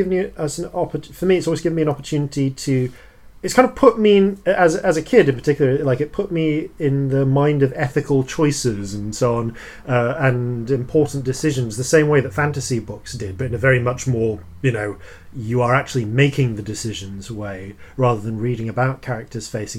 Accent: England, United Kingdom; I'm English

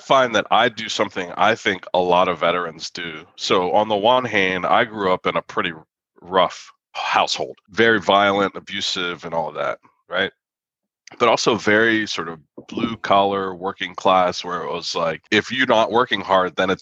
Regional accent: Philadelphia, Pennsylvania, United States; moved away as an adult; also born or lived in Chicago / Middle East; I grew up just outside of Philadelphia and grew up moving sort of around

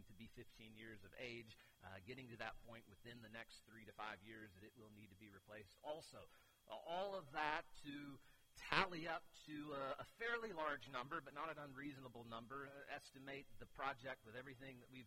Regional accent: Keystone, United States; I'm from Keystone

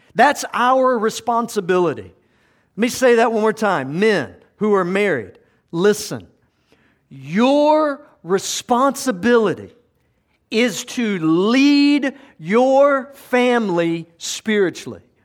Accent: South Georgia, United States; I grew up in South Georgia

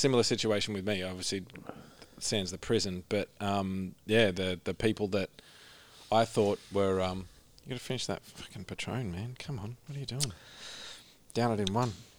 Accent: Orange, New South Wales, Australia; I grew up in Orange

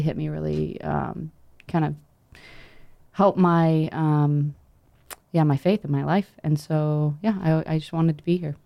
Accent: North Carolina, United States; I'm from North Carolina

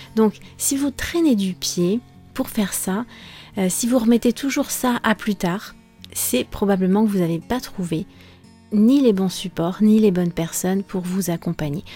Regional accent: France; je suis française

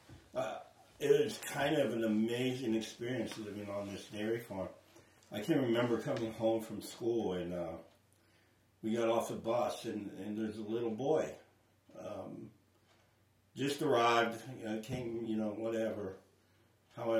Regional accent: Centerville, Ohio, United States; born or raised there; moved away as an adult; now in Radcliff, United States

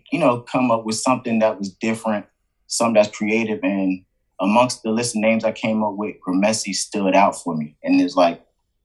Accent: Hampton, Virginia, United States; also born or lived in Delaware; I grew up here in Hampton, been in Hampton most of my life. I was actually born in Delaware, but, you know, I moved here young. So grew up in Hampton, graduated from Kickatan High, you know, Fox Hill, Phoebus, Buckrow area

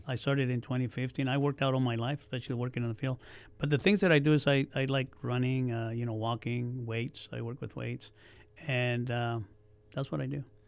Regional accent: Oxnard, California, United States; also born or lived in Mexico / Yuma, Arizona; we came to Oxnard because my dad was a farm worker. We came from Arizona. I was born in Mexico

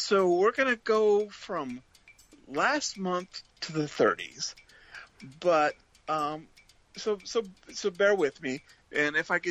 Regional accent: Ventura, California, United States; now in Portland, United States; I grew up in Ventura, California.

